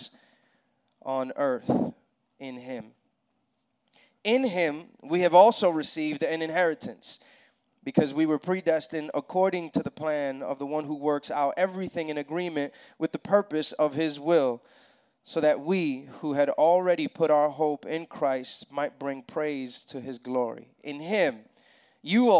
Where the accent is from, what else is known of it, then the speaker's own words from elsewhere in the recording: New York City, New York, United States; moved away as an adult; now in Atlanta, United States; I'm from New York City originally. My wife and I and our kids moved here to Atlanta.